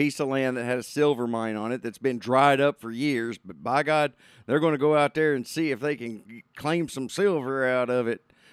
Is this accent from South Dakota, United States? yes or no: no; Arkansas, United States; you and I, we grew up in Arkansas